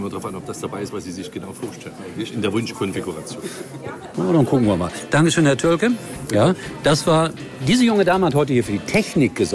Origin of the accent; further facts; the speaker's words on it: Saxony, Germany; Ja, das liegt relativ nah, weil meine Heimat Dynamo äh, äh Sachsen ist.